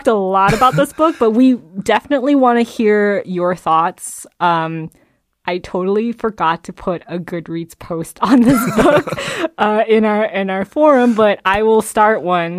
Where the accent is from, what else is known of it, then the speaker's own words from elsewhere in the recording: Georgia, United States; also born or lived in New Jersey; I graduated from high school. I moved from Georgia to New York City.